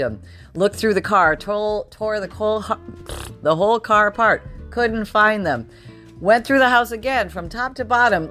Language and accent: English; Canada; now in Florida, United States; I'm originally from Canada